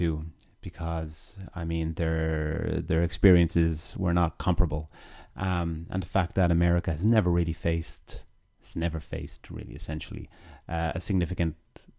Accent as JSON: {"language": "English", "country": "Ireland", "said": "as an Irishman, this may not be a popular thought experiment for any Irish listeners out there"}